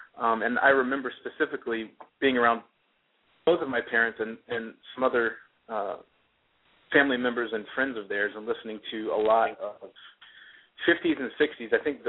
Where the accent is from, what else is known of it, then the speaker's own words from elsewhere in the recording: United States; accent: Boston; my accent kind of morphed into a mix of Boston and the Garden and Southern twang.